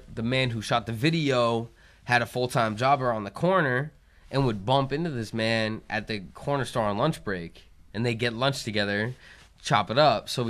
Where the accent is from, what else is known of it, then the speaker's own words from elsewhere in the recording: New Hampshire, United States; I don't know. I feel bad. I'm from New Hampshire. I don't know this shit.